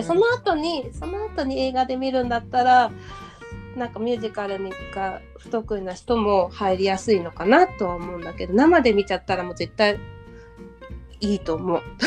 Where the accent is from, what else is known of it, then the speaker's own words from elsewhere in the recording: Nagoya, Aichi, Japan; moved away as an adult; now in Tokyo, Japan; 私は名古屋出身で大学とともに上京した